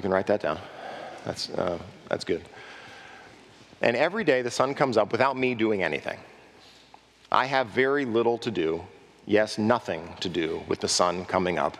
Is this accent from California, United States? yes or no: yes; Southern California, United States; also born or lived in Texas; I grew up in Southern California where livestock is rare.